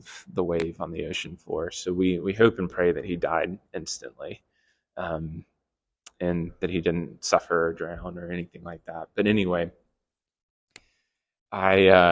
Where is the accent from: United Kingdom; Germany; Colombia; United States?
United States; South Carolina; I grew up in South Carolina, and the waves there are like 3 feet tall at best